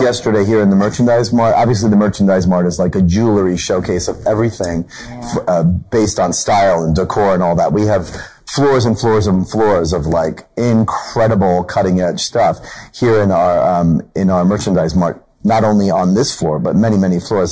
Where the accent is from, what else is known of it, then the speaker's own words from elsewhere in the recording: New Jersey, United States; we're both from New Jersey.